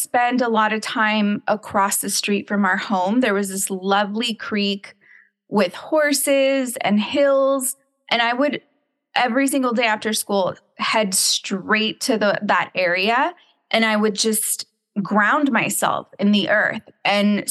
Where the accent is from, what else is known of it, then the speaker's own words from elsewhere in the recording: San Juan Capistrano, California, United States; moved away; also born or lived in Dallas, Texas; So I am from California. I grew up in the San Juan Capistrano area.